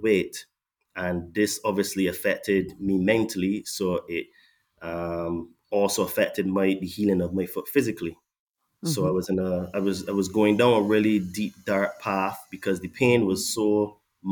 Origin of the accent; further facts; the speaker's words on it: Barbados; now in England; I was born in Barbados